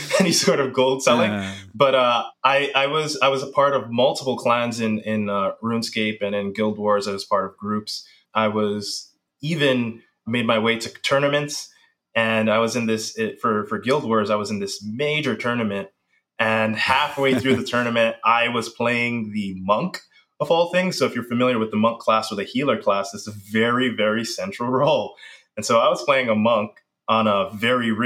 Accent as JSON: {"language": "English", "town": "New York City", "region": "New York", "country": "United States", "tie": "born or raised there", "said": "I grew up in the Bronx, raised by a single mom"}